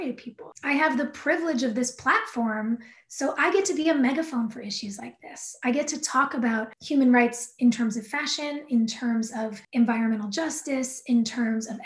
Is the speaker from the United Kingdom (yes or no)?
no; Southern California, United States; I grew up in Southern California